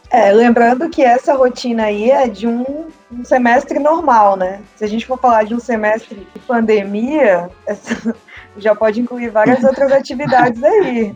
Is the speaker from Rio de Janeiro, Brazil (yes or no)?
no; Rondônia, Brazil; moved away as an adult; now in Itacoatiara, Brazil; fui professora numa faculdade lá da minha região, que é Rondônia Amazônia